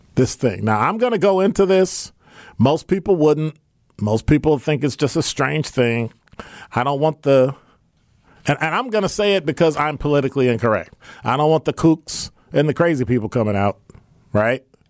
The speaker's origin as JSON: {"language": "English", "town": "Milwaukee", "region": "Wisconsin", "country": "United States", "tie": "born or raised there", "said": "growing up on the South Side"}